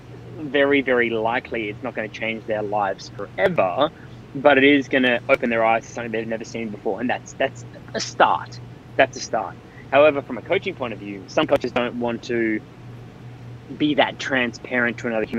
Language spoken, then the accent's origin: English; Australia; I'm an Australian citizen